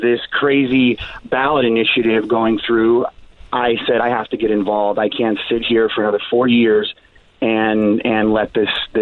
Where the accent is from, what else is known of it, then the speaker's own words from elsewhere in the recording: Chicago, Illinois, United States; moved away as an adult; now in Oceanside, United States; I'm from Chicago